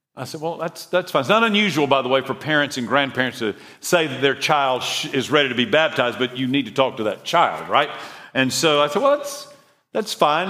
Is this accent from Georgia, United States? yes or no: yes; Eatonton, Georgia, United States; From Eatonton, Georgia, born and raised on a dairy farm